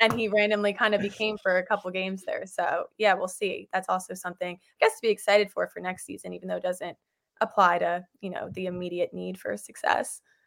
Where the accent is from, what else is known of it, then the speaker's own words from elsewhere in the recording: New York, United States; I grew up in New York